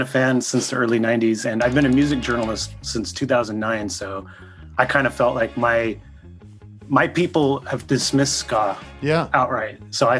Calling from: Sacramento, California, United States; Sacramento, California.

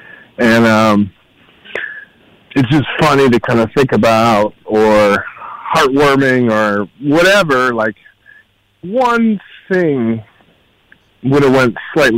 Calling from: Cleveland, Ohio, United States

